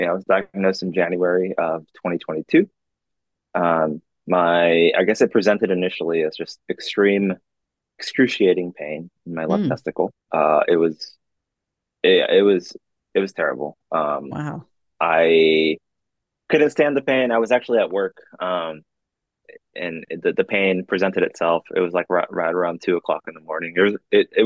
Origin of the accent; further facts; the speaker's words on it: Anaheim, California, United States; moved away as an adult; I'm originally from Southern California. I grew up right near Disneyland